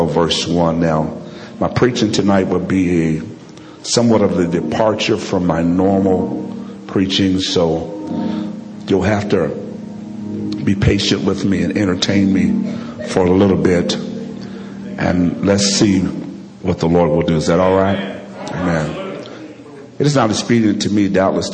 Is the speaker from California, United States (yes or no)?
no; Alabama, United States; I'm from Alabama